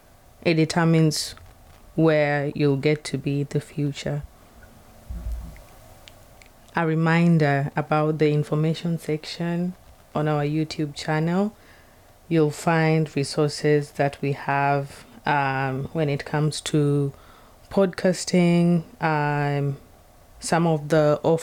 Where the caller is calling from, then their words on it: Seattle, Washington, United States; This is …. I'm speaking from Seattle, Washington.